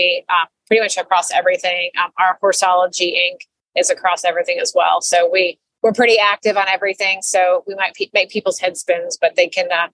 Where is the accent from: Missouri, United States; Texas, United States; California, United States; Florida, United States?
Florida, United States; also born or lived in New York; I'm born and raised in Florida